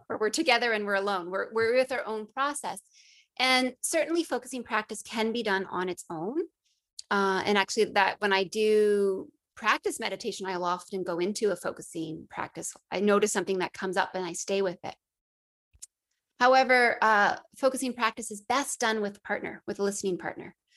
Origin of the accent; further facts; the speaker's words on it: Northern Ontario, Canada; I grew up in Northern Ontario